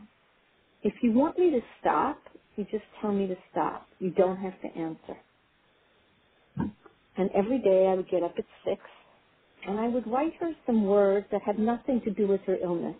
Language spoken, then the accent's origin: English; Israel; moved away; I grew up in Israel, and I grew up on a kibbutz